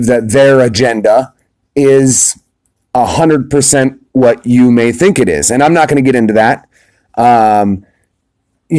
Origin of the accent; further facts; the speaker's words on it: United States; as an American